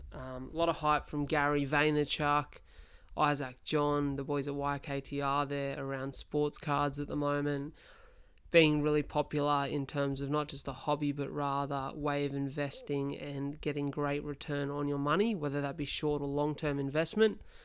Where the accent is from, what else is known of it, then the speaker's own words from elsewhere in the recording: Wollongong, New South Wales, Australia; here in my hometown of Wollongong.